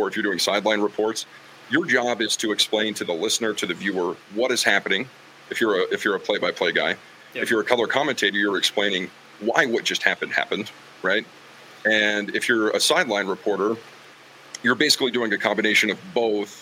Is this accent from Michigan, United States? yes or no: no; Green River, Wyoming, United States; also born or lived in West Virginia; growing up in Green River, like, it's a small school for the classification that we played